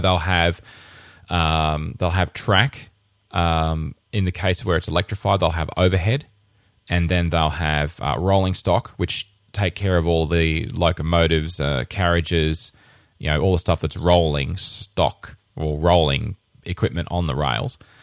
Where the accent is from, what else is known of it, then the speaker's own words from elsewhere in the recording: Rockhampton, Queensland, Australia; moved away as an adult; in my hometown, I grew up in Rockhampton